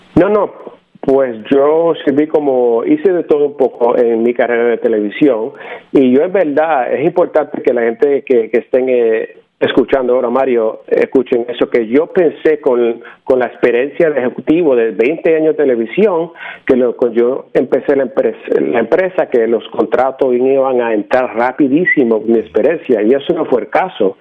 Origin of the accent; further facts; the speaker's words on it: Arecibo, Puerto Rico; now in New Jersey, United States; Yo nací en Arecibo, Puerto Rico